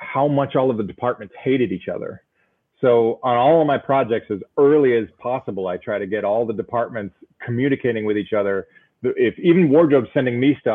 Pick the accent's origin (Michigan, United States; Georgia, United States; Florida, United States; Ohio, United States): Ohio, United States; Cleveland; I am from Cleveland